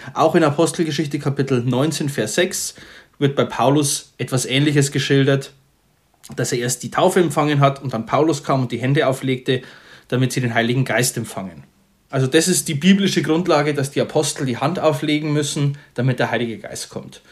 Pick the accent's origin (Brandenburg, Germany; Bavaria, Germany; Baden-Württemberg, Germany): Bavaria, Germany; bei uns in Bayern